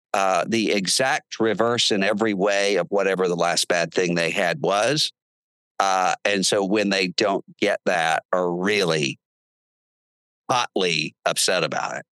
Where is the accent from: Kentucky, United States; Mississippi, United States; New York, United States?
Mississippi, United States; Biloxi; now in Nashville, United States; we're from Biloxi, Mississippi, which is a seafood town